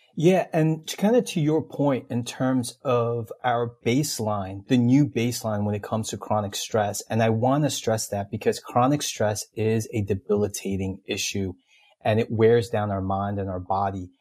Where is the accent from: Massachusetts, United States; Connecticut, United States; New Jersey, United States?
New Jersey, United States; Elizabeth; I grew up in Elizabeth, New Jersey